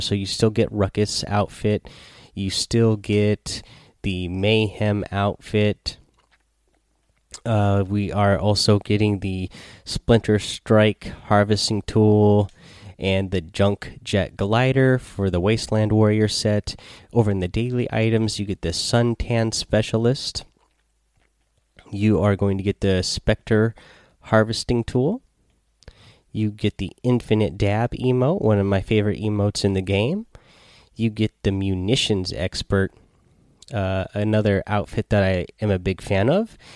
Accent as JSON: {"language": "English", "town": "Seattle", "region": "Washington", "country": "United States", "said": "I'm from Seattle, so I like that 206 number"}